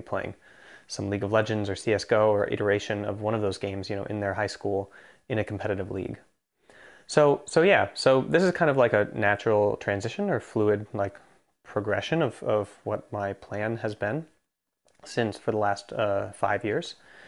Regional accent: Jyväskylä, Central Finland, Finland; English is a second language; which is where I'm from Finland

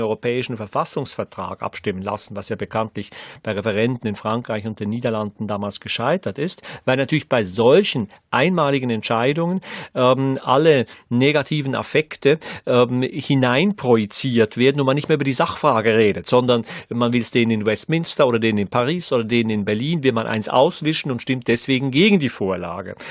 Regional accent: Switzerland; Als ähm, Schweizer Gymnasiast

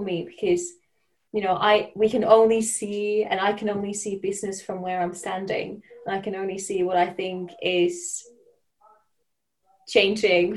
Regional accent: Finland; moved away as an adult; also born or lived in Denmark; now in London, United Kingdom; where I come from Finland

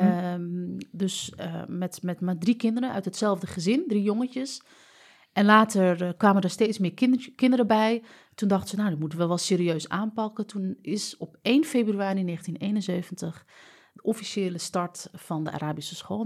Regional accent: Amsterdam, North Holland, Netherlands; also born or lived in United States; Ik ben heel vanzelfsprekend opgegroeid in die Marokkaanse cultuur, cultuur in de islamitische cultuur in Amsterdam

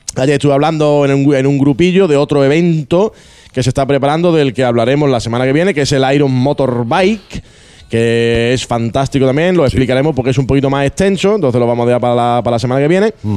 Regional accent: Andalusia, Spain; Somos andaluces

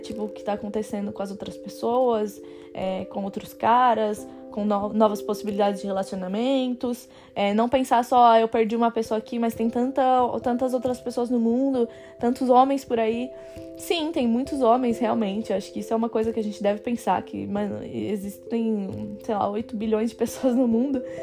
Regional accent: Brazil; moved away as an adult; now in France; eu posso voltar para o Brasil

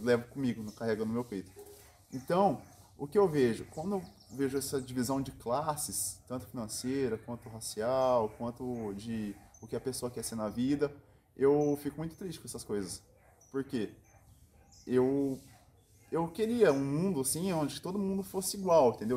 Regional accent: Piguá, São Paulo, Brazil; eu sou natural aqui de Piguá, é interior de São Paulo.

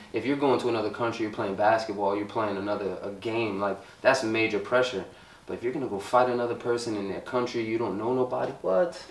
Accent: New York City, New York, United States; I grew up in this city

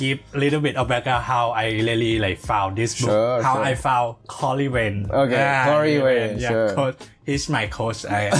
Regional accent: Thailand; moved away as an adult; now in Shanghai, China; I'm from Thailand. Yeah. And I have been here in China, in Shanghai, for almost 1 year now.

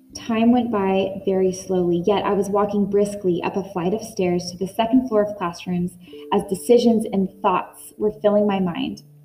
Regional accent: Northern California, United States; Growing up in Northern California

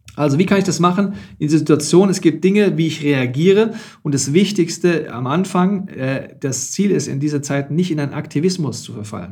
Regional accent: Germany; bei uns in Deutschland

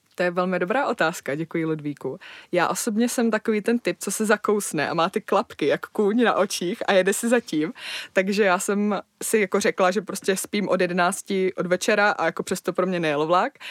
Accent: Moravia, Czechia; já pocházím z Moravy

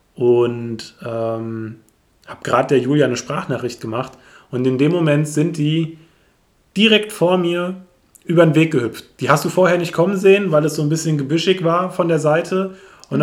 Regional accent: a village near Wetzlar and Giessen, Hesse, Germany; Ich bin ja hier tatsächlich aufgewachsen, ich bin ein Dorfkind durch und durch

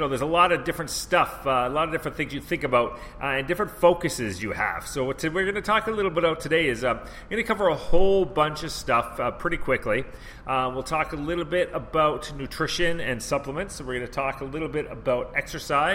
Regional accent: Canada; moved away as an adult; also born or lived in Vancouver; I'm from Canada

